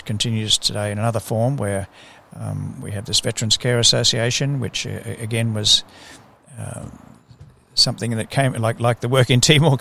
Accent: Brisbane, Queensland, Australia; I grew up here in Brisbane

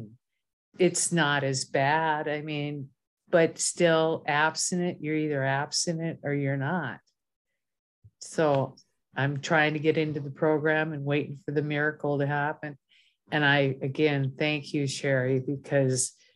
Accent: Minnesota, United States; moved away; I'm originally from Minnesota.

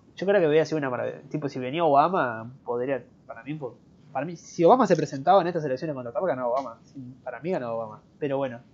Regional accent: Argentina; acá en Argentina

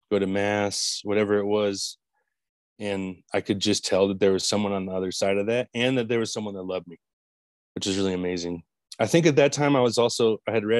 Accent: Bay Area and Monterey Bay, California, United States; moved away as an adult; I grew up in California, like Bay Area and Monterey Bay, back and forth

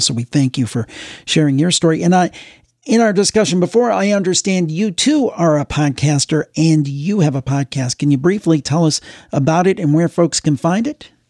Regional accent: Cleveland, Ohio, United States; my hometown, May, is calling in. We've got to stick together because we have the Cleveland Browns here

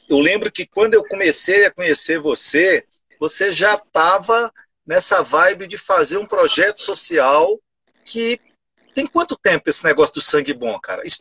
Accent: Gurupi, Tocantins, Brazil; quando eu era moleque lá em Gurupi, cara, eu, eu jogava futebol de, futebol de botão, sabe?

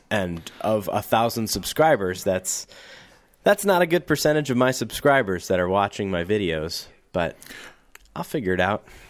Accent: St. Louis, Missouri, United States; I'm from Saint Louis, which is, in terms of big cities, a small, big city. And I grew up outside of the city in, in, in the county that surrounds it

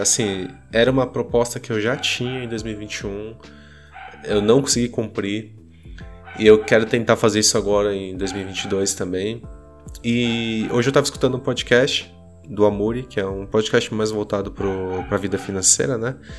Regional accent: Brazil; somos brasileiros

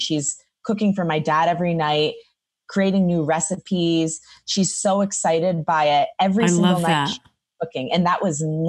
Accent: Detroit, Michigan, United States; moved away as an adult; now in Los Angeles, United States; Growing up in Detroit, we have a huge Greek population

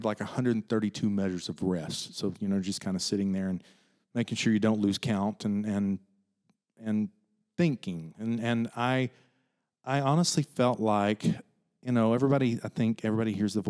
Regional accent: East Tennessee, United States; I grew up in East Tennessee, right in the foothill of the Smokies

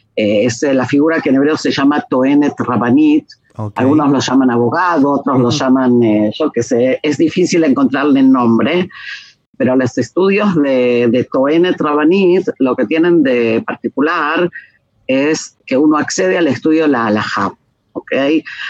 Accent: Argentina; moved away as an adult; also born or lived in Israel; now in Jerusalem, Israel; nací y crecí en Argentina y salía cuando tenía 19

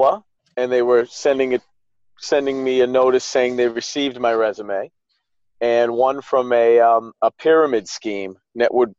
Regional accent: Newton, Massachusetts, United States; I was born born and raised in Newton, Massachusetts

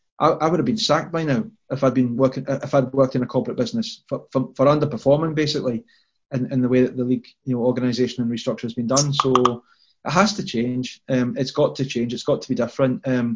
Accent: England, United Kingdom; born there; I was born in England. I'm a Scotland supporter. My parents are Scottish.

